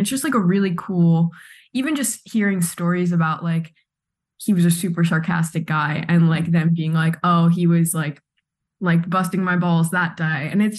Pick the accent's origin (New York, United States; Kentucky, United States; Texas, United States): New York, United States; Pearl River; For anyone who knows Pearl River, it really just is like everyone's from Ireland, a few people from England. I'm 100% Irish